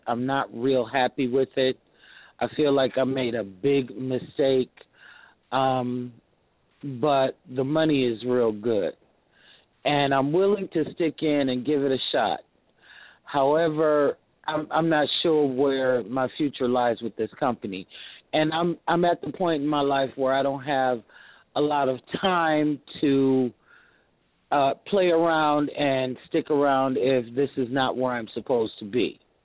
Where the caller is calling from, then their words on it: Detroit, Michigan, United States; I'm calling from Detroit, Michigan.